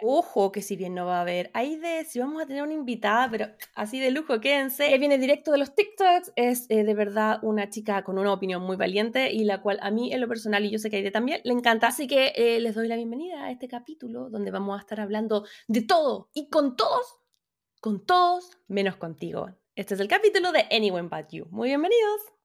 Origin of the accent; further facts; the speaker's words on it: Chile; now in Los Angeles, United States; soy periodista chilena viviendo en Los Ángeles, California.